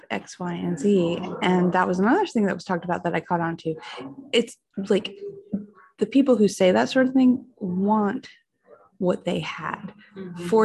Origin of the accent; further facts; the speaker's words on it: Chapin, South Carolina, United States; also born or lived in Lexington; Hey, everybody. I'm, I'm … I am from Chapin and Lexington at the same time.